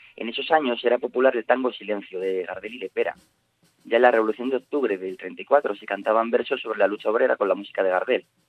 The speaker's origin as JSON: {"language": "Spanish", "region": "Asturias", "country": "Spain", "said": "como todo asturiano amante del rock que se precie"}